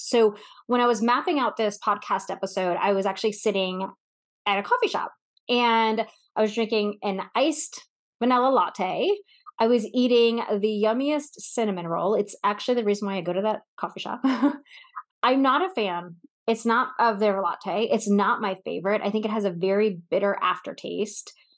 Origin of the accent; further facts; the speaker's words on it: Northeast, United States; now in Texas, United States; I grew up in the Northeast